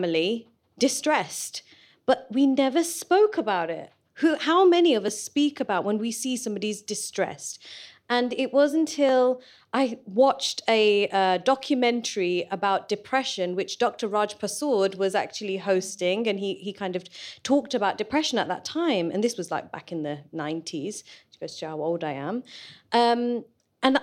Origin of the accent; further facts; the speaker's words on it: Leicester, East Midlands, United Kingdom; moved away; I'm born and bred in Leicester